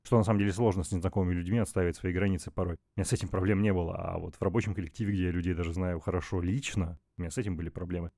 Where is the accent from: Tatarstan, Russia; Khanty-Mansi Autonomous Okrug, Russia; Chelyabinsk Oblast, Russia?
Chelyabinsk Oblast, Russia; Chelyabinsk; now in Moscow, Russia; Я не из Москвы, я из города Челябинск